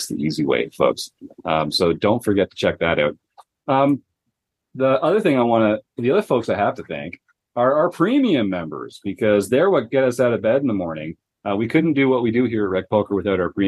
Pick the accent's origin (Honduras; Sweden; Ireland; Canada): Canada; I'm from Canada